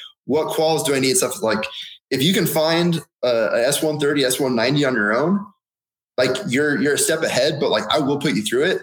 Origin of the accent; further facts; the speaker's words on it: Oregon, United States; moved away as an adult; also born or lived in Southern California; growing up in Oregon